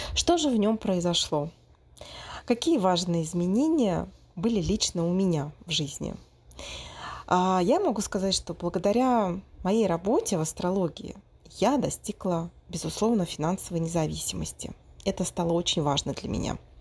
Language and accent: Russian; Moscow, Russia; moved away as an adult; now in Brazil; мой родной город, в России, в Москву, потому что я четыре года прожила в Бразилии